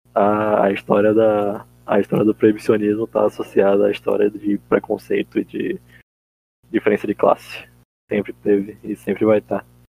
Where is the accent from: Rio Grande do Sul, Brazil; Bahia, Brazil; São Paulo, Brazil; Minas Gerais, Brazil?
Bahia, Brazil; Salvador; eu nunca saí muito de Salvador